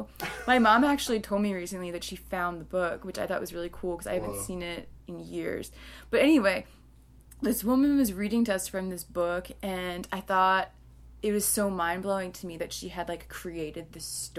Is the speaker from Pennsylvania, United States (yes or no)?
no; Long Island, New York, United States; I grew up on Long Island